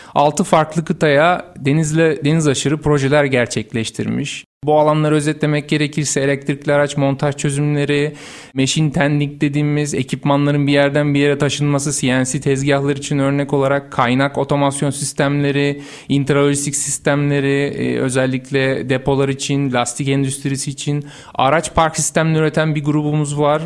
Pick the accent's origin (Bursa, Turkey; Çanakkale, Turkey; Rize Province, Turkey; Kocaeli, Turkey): Bursa, Turkey; Bursa doğumluyum. Uludağ Üniversitesi Makine Mühendisliği mezunuyum.